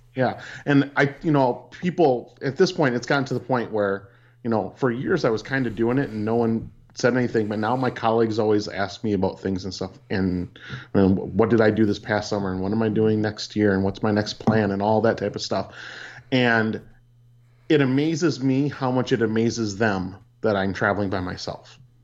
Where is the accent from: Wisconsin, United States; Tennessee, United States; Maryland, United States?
Wisconsin, United States; Peshtigo; I grew up in Peshtigo, Wisconsin